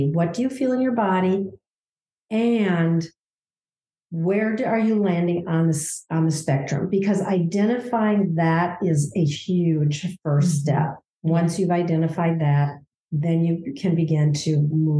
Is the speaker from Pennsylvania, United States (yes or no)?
no; Minnesota, United States; I'm from Minnesota